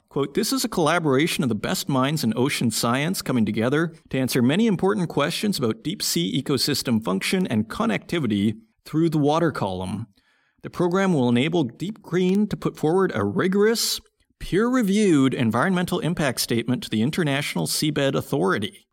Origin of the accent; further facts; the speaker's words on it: Saskatoon, Saskatchewan, Canada; Saskatoon, my hometown